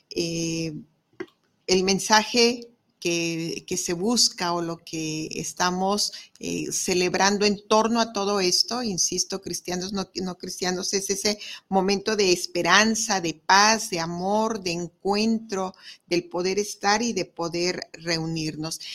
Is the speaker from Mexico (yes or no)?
yes; Mexico